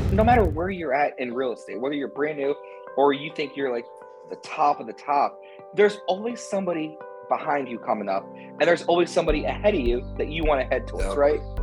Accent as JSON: {"language": "English", "town": "Canton", "region": "Ohio", "country": "United States", "tie": "born or raised there", "also_born_or_lived": "Hilton Head, South Carolina / Cincinnati, Ohio", "said": "I grew up in Canton"}